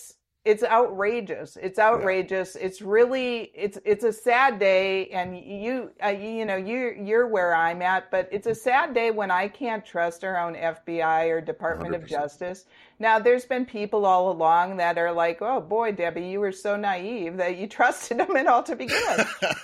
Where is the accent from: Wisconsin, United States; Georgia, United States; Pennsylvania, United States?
Wisconsin, United States; Kohler; I grew up in Kohler, in a small town of 1,200 people.